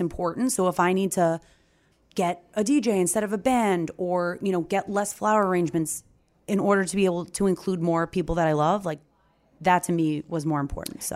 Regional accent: Long Island, New York, United States; I'm from Long Island

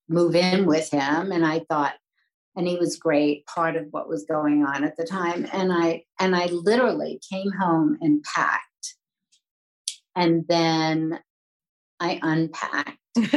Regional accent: New York City, New York, United States; I was born in New York, born in New York Hospital. I'm a New Yorker through and through.

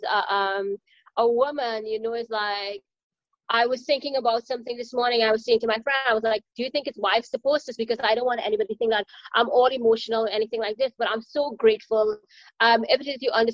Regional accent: Trinidad & Tobago; moved away; I am from Trinidad and Tobago in the Caribbean. So I'm an island girl

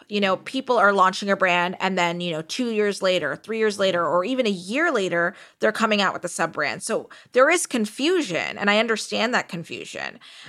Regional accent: Texas, United States; You know, Harry, I love that reference because one, I'm from Texas.

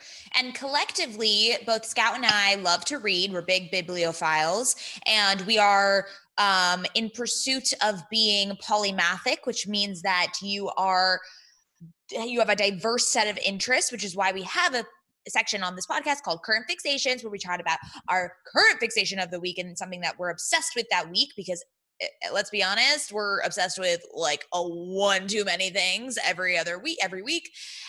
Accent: San Diego, California, United States; moved away as an adult; now in Los Angeles, United States; We did grow up in San Diego in a Jewish household.

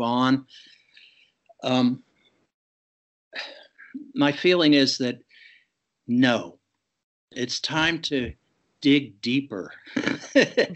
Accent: Pittsburgh, Pennsylvania, United States; now in Fairfield, United States; in my hometown of Pittsburgh

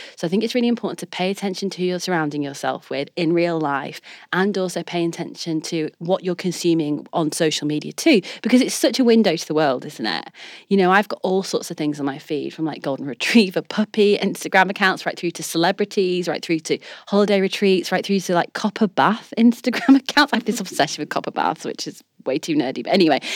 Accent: Leeds, Yorkshire and the Humber, United Kingdom; I'm a girl from Leeds

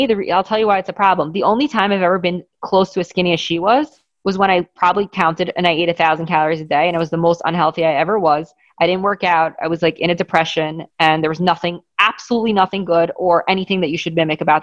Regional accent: Great Neck, New York, United States; growing up in Great Neck, wealthy Jewish town

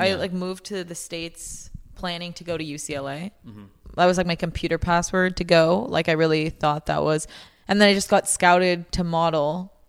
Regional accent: Canada; I'm from Canada

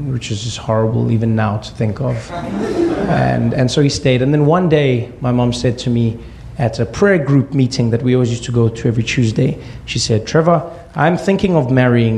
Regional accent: South Africa; we grew up in South Africa during apartheid

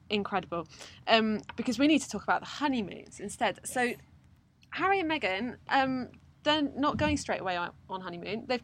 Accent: Cornwall, South West England, United Kingdom; I'm from Cornwall.

